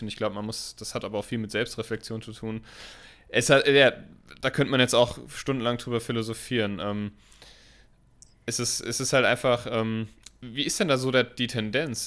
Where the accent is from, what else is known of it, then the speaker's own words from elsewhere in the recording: Germany; Ist das hier nur bei uns in Deutschland so?